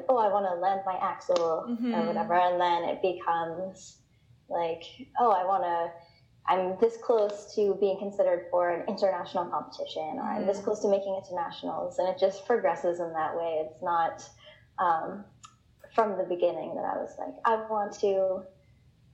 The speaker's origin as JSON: {"language": "English", "town": "Prescott", "region": "Ontario", "country": "Canada", "tie": "born or raised there", "moved": "yes", "lives_now": "Vancouver, Canada", "said": "my hometown of Prescott, Ontario"}